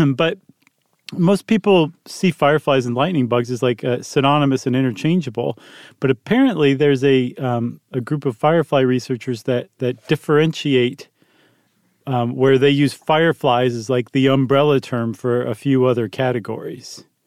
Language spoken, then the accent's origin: English; Toledo, Ohio, United States; moved away; I grew up in Toledo.